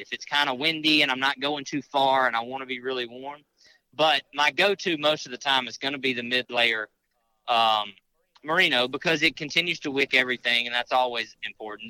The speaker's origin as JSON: {"language": "English", "region": "Mississippi", "country": "United States", "moved": "yes", "lives_now": "Louisiana, United States", "said": "I live in Louisiana. I'm from Mississippi"}